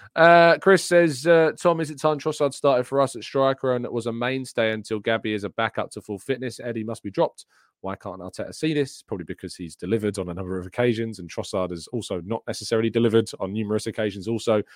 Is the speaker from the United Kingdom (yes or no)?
yes; England, United Kingdom; I'm English